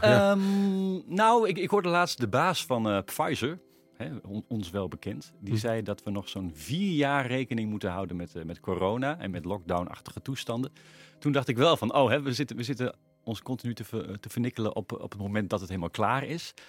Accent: Veluwe, near Vaassen, Gelderland, Netherlands; Volgens mij kom ik al generaties van de Veluwe. in, de mhm. buurt bij, uh, in de buurt bij Vaas.

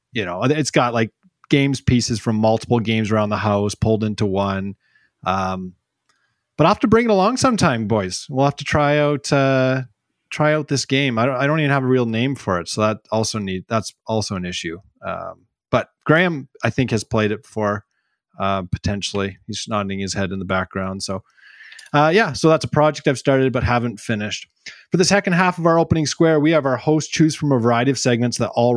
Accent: Smithers, British Columbia, Canada; Smithers, BC, my hometown

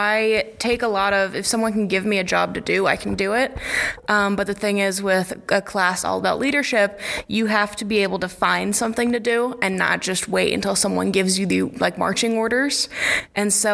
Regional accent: Illinois, United States; I am from Watauga, Illinois

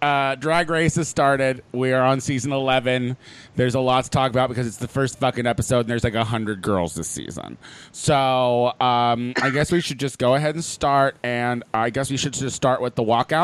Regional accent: Clinton, Illinois, United States; born or raised there; moved away

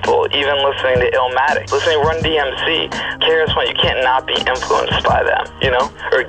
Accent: Keene, New Hampshire, United States; I'm from Keene, New Hampshire.

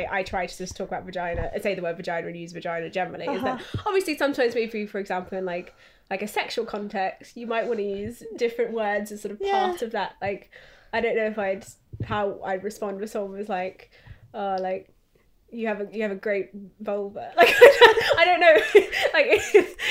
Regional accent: Australia; I grew up in Australia, so we say cunt all the time

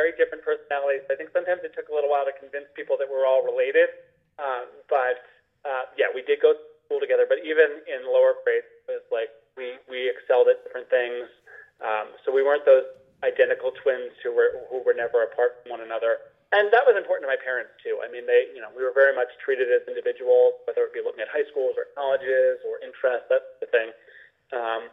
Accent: Milton, Massachusetts, United States; moved away as an adult; now in Hartford, United States; I'm from Milton, and there were some really great possibilities to stay in Milton as well

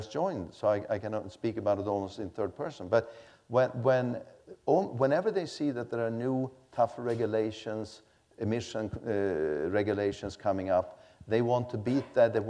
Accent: Sweden; I come from Sweden

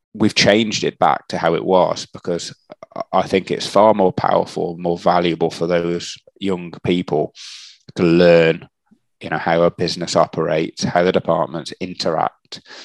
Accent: Shrewsbury, West Midlands, United Kingdom; I grew up um, in a in a place called Shrewsbury um, um, in the in the in the UK. so that that is in the Midlands area

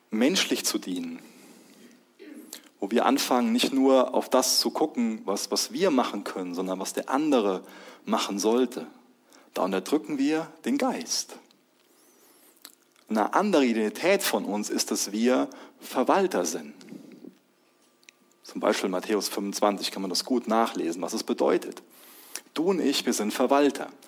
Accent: Germany; Ich bin Ehemann von, von Lois. Ich bin Papa. Ich bin Deutscher.

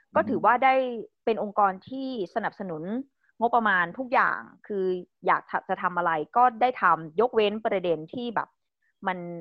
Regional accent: Isan, Thailand; moved away; also born or lived in Bangkok; เราเป็นคนอีสานมาอยู่กรุงเทพเราก็จะถูกกดทับในเรื่องภาษาเราไม่สามารถพูดภาษาถิ่นของเราได้ในกรุงเทพ

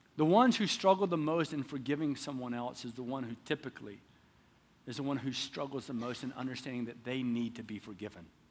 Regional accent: the South, United States; moved away; I'm from the South

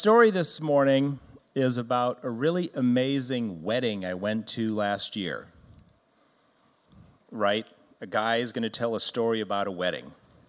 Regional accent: Brazil; Most of you know I grew up in Brazil, where my parents were missionaries

